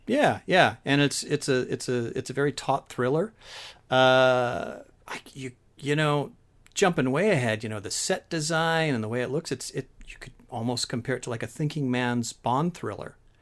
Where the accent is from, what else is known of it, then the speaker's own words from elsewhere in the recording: San Francisco Bay Area, California, United States; I grew up in the San Francisco Bay Area